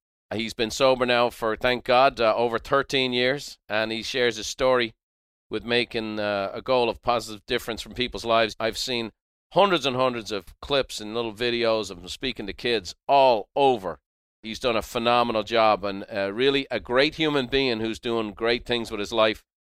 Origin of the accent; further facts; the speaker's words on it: Ireland; I as an Irish guy, the underdog, the undersized guy, you were my guy.